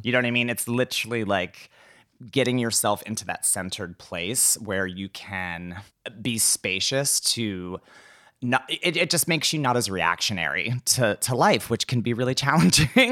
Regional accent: McDonald, Pennsylvania, United States; moved away; I'm originally from McDonald, Pennsylvania

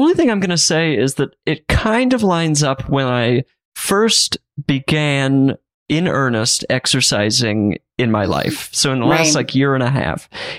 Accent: Utah, United States; In Utah.

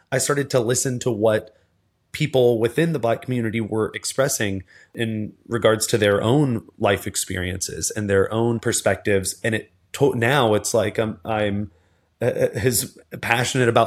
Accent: the South, United States; I remember as a as a kid and as a teenager, again growing up in the South with a parent who's a police officer, a brother's who's a police officer.

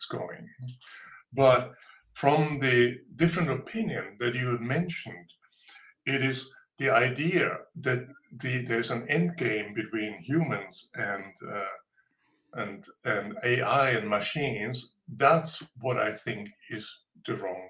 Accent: Munich, Bavaria, Germany; I was born in Bavaria, in a little town, and grew up in Munich.

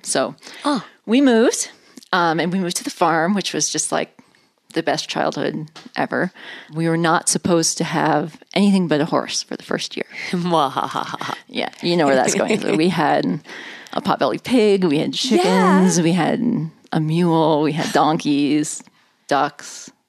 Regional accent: Omaha, Nebraska, United States; I was born in Omaha, Nebraska, in the city

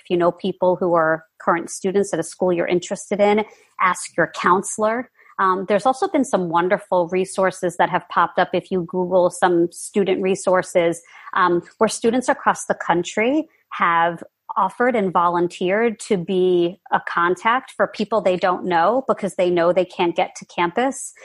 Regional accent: New York, United States; I'm a New Yorker

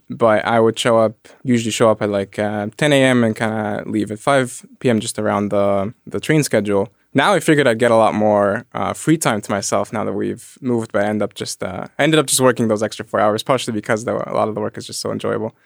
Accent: Egypt; moved away; I grew up in Egypt. I grew up around the pyramids

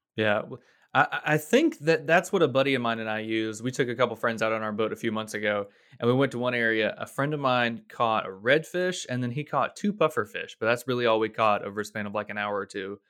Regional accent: Florida, United States; a native Floridian

